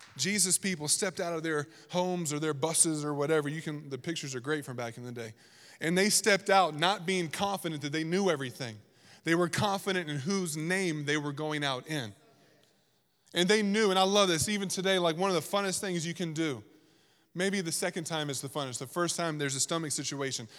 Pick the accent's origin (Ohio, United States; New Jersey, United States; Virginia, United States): Virginia, United States; moved away; I grew up in Virginia